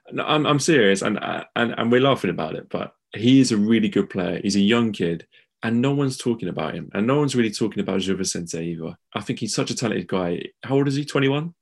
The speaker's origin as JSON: {"language": "English", "country": "United Kingdom", "said": "as British fans"}